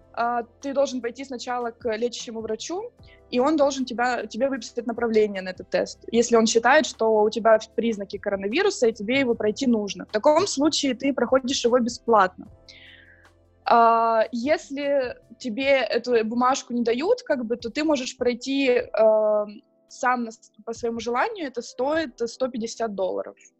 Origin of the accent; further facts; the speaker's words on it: Donetsk, Donetsk Oblast, Ukraine; now in Prague, Czech Republic; я из Донецка